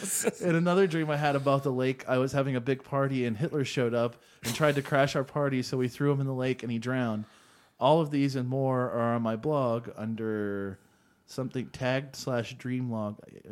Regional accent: Cincinnati, Ohio, United States; Hey, hi guys, big fan here, and I was born and raised in Cincinnati and enjoy the Cincinnati references

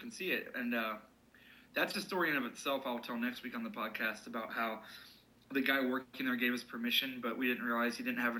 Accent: Cincinnati, Ohio, United States; born or raised there; also born or lived in Hamilton, Ohio

